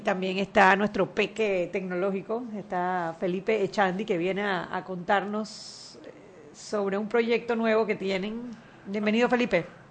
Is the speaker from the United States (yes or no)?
no; Panama; Nosotros los panameños